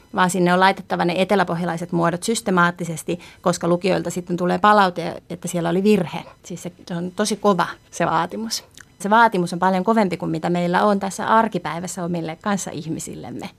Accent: Tyrvää, Pirkanmaa, Finland; now in Tampere, Finland; tuolla Tyrväällä, mistä mä itse olen kotoisin

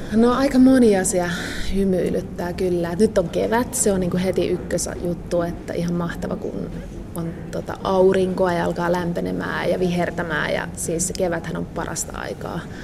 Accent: Asikkala, Päijät-Häme, Finland; mä oon Asikkalasta ja Simo Heinolasta ja ne on saman järven rannalla kuitenkin päijät Hämeessä

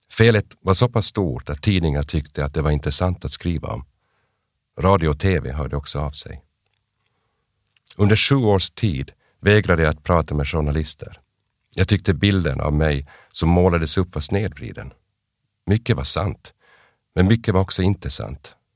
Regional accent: Kokkola, Central Ostrobothnia, Finland; also born or lived in Aarhus, Denmark / Jakobstad / Vaasa / Umeå, Sweden; Jag föddes 1970 i Århus i Danmark. Min släkt kommer från Närpes i Österbotten, men mina föräldrar bodde i Danmark under många år på 60 och 70-talet. Sen växte jag upp växlande mellan Österbotten i Finland och Västerbotten i Sverige

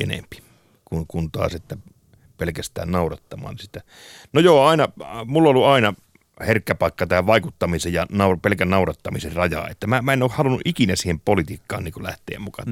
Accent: Kemi, Lapland, Finland; mä oon Kemistä, mm. jostain pienestä Kemistä tuolta pohjoisesta

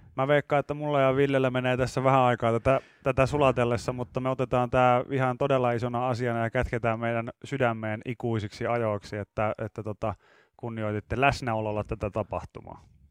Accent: Pori, Satakunta, Finland; mä oon Porista

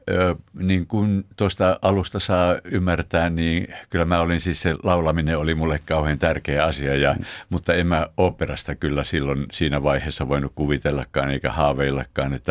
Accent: Nivala, North Ostrobothnia, Finland; Mä oon syntynyt siellä Nivalassa Kalajoki Laaksossa, Kalajoen rannalla oikeastaan oli meidän kotimme

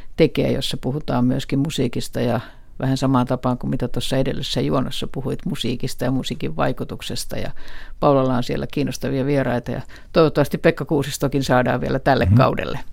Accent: Helsinki, Uusimaa, Finland; äitini, joka oli oli Helsingistä kotoisin, kuten myös minä

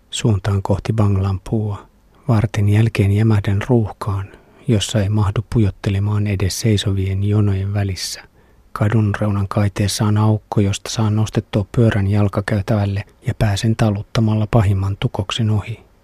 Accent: Finland; olen Suomesta

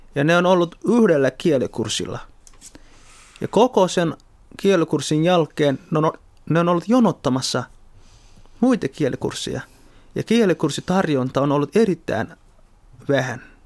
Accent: Somalia; also born or lived in Kontiolahti, North Karelia, Finland; now in Helsinki, Finland; olen alun perin Somaliasta kotoisin, suomalainen tai Suomen somalialainen

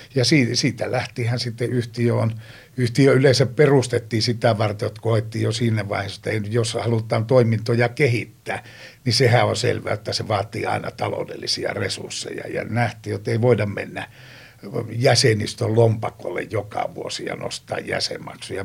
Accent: Joensuu, North Karelia, Finland; Pohjois-Karjalassa, mistä mä oon kotoisin Joensuusta

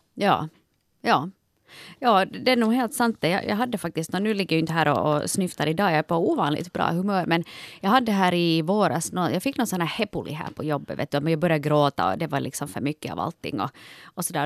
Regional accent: Ostrobothnia, Finland; Jag är ju från Österbotten

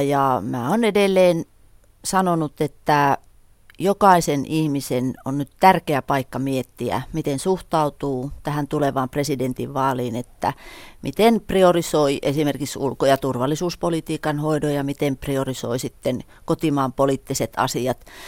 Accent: northern Finland, Finland

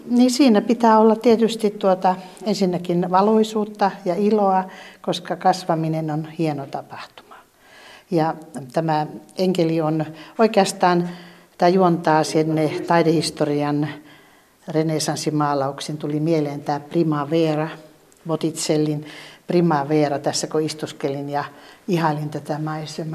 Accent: Ylivieska, North Ostrobothnia, Finland; moved away; mä olen tuolta Pohjanmaalta kotoisin ja Ylivieskasta

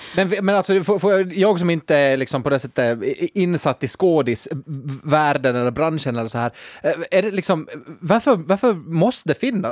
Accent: Nykarleby, Ostrobothnia, Finland; jag kommer från Nykabi, jag är en enkel man

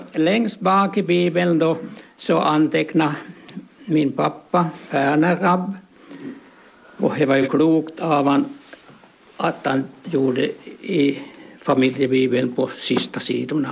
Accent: Vassor, Ostrobothnia, Finland; moved away; also born or lived in Koskö; jag är sprunget från Vassor, men jag bodde i Koskun nästan 60 år

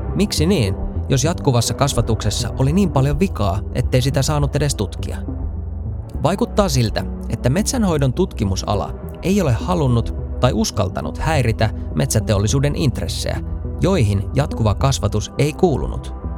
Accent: Kemi, Lapland, Finland; Mä olen kotoisin paperipaikkakunnalta Kemistä.

